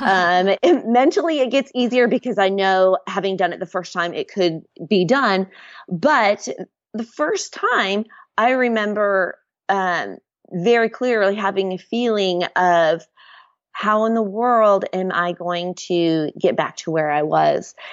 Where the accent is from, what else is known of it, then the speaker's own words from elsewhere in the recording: Nebraska, United States; moved away as an adult; now in Waco, United States; I've lived in Waco for about the last nine years. We're originally from Nebraska